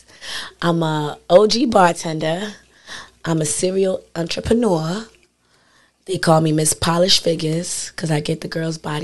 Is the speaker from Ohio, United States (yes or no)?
no; Elizabeth, New Jersey, United States; also born or lived in Atlanta, Georgia; I'm from Elizabeth.